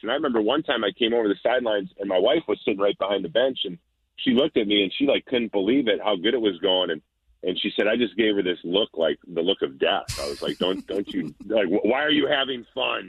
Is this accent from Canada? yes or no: no; Minnesota, United States; I grew up in Minnesota, played for the Vikings for 11 years